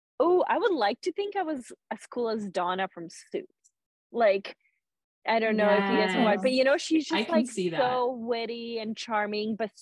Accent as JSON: {"language": "English", "country": "Canada", "also_born_or_lived": "Serbia", "said": "I'm Serbian Canadian, so I'm fluent in Serbian, Bosnian, Croatian"}